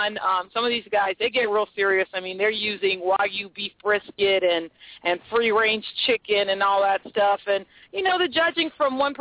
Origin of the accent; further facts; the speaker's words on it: Puerto Rico; I'm from Puerto Rico